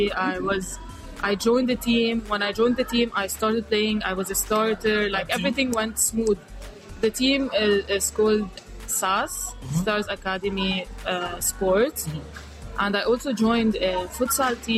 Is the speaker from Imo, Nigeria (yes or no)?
no; Kano, Kano State, Nigeria; moved away as an adult; also born or lived in Lebanon; now in London, United Kingdom; born and raised in Nigeria. I'm originally from Lebanon